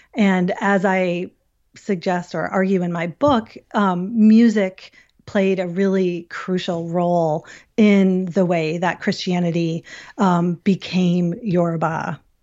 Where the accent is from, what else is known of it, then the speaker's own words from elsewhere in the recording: Syracuse, New York, United States; I'm from Syracuse